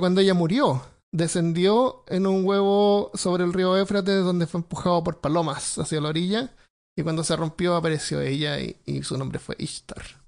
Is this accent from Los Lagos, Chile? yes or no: no; Santiago, Santiago Metropolitan Region, Chile; moved away; yo me crié en Santiago y no es una ciudad